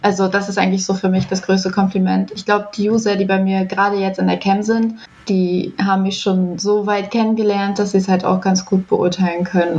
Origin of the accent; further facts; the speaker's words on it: near Nuremberg, Bavaria, Germany; now in Rügen, Germany; Ich komme eigentlich aus Nürnberg, also beziehungsweise aus der Nähe von Nürnberg